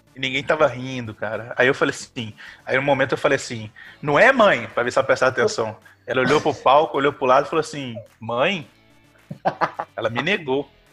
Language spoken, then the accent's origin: Portuguese; Carangola, Minas Gerais, Brazil; Eu sou de São Manuel do Boi